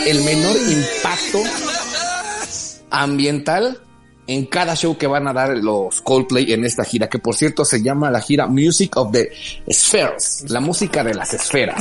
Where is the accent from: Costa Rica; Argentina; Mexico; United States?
Mexico; somos los mexicanos